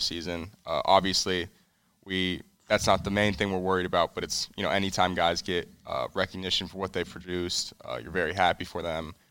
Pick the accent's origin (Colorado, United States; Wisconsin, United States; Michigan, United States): Colorado, United States; now in California, United States; I'm originally from Colorado. That's where I Well, that's where I grew up and went to high school, but I live in, uh, California now. That's where I was born